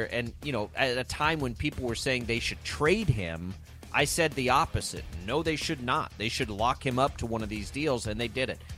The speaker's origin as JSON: {"language": "English", "region": "Texas", "country": "United States", "tie": "born or raised there", "said": "300 miles from Dallas. Uh, where I grew up in Texas"}